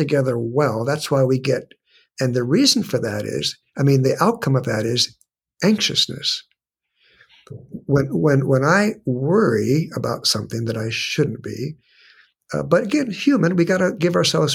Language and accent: English; San Diego, California, United States; I was born and raised in San Diego